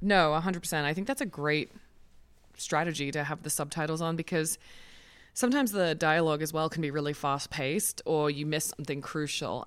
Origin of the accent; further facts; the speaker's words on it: Australia; now in United States; as an Australian